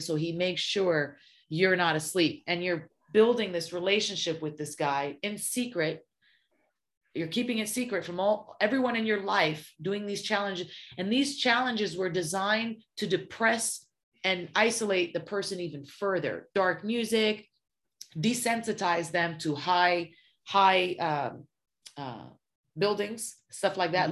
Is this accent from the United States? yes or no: yes; Los Angeles, California, United States; also born or lived in Syria; growing up in South Central